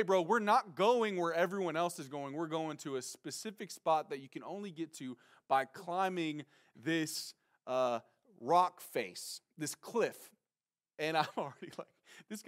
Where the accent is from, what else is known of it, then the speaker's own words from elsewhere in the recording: Nacogdoches, Texas, United States; moved away; also born or lived in San Francisco; I'm from Texas. I'm from Nacogdoches, Texas, to be specific.